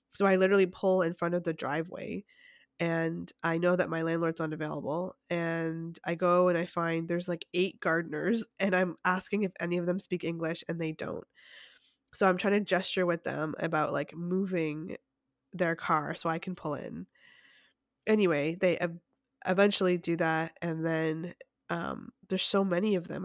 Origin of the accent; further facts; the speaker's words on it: Canada; now in United States; being Canadian